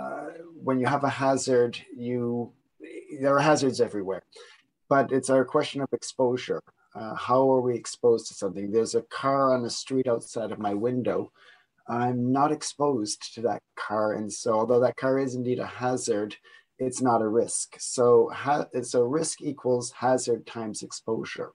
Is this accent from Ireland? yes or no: no; Niagara region, Ontario, Canada; moved away; I am also Canadian, coming from the Niagara region